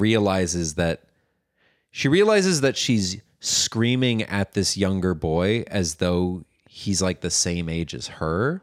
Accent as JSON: {"language": "English", "town": "Los Angeles", "region": "California", "country": "United States", "tie": "born or raised there", "said": "which is where I was born"}